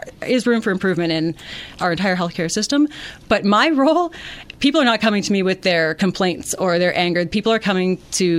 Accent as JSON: {"language": "English", "town": "Mississauga", "region": "Ontario", "country": "Canada", "also_born_or_lived": "Kitchener / Stratford", "moved": "as an adult", "lives_now": "Brussels, Ontario, Canada", "said": "I'm originally from Mississauga, but I've been living in Brussels for the past decade."}